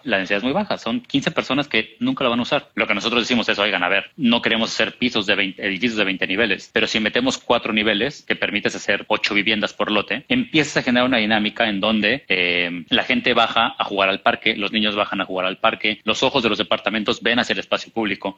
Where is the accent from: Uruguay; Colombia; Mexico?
Mexico; Mexico City; moved away as an adult; also born or lived in Madrid, Spain / Canada; now in Cancún, Mexico; yo no soy de Cancún, yo soy de la Ciudad de México, nací y crecí en la Ciudad de México, luego estuve mucho tiempo fuera.